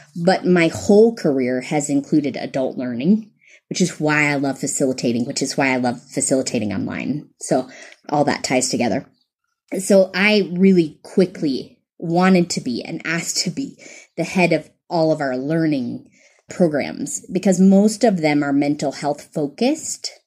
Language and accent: English; the South, United States; accent: American; moved away as an adult; also born or lived in East Africa; now in Kenya; I'm from the South in the United States. You can tell I'm American by my accent.